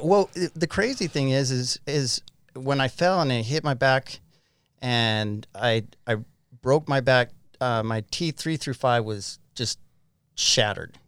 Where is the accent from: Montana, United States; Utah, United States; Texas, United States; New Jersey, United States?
Utah, United States; Farmington; also born or lived in Hong Kong; I grew up in Farmington, Utah. Um, haven't moved much